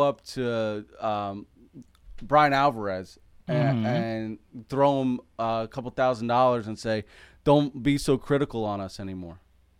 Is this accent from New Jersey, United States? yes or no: yes; Trenton, New Jersey, United States; I'm from Trenton.